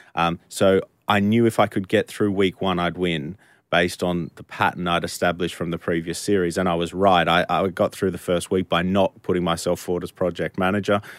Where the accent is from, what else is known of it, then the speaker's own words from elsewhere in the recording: Australia; moved away as an adult; now in United Kingdom; I'm not from the U K, I'm from Australia